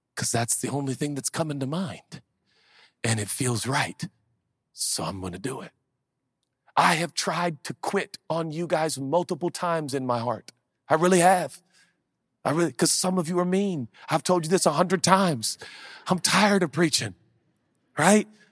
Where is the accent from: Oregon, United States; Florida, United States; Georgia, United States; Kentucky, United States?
Oregon, United States; Portland; growing up in Portland, Oregon in the hood